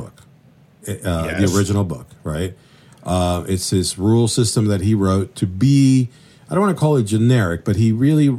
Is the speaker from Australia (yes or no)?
no; Venezuela; also born or lived in Colombia; Really, honestly, I grew up in Venezuela and Colombia, sort of like, you know, going back and forth.